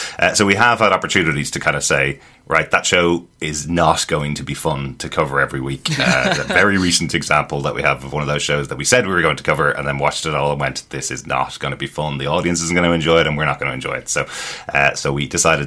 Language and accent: English; Ireland; We're Irish.